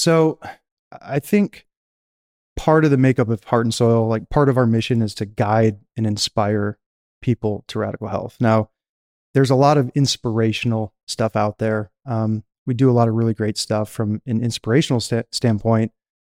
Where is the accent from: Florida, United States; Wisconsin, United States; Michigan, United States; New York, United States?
Michigan, United States; you know, I grew up in Michigan. You could say the country. I wasn't in a city center. I was, you know, outside of town.